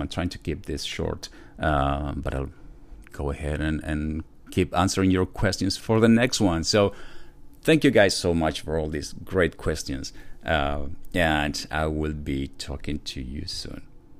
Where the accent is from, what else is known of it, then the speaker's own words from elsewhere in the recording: Argentina; also born or lived in Buenos Aires, Argentina; now in United States; I was born in Argentina, but, you know, from a Polish dad, and that's where the last name comes from. And now I live in the United States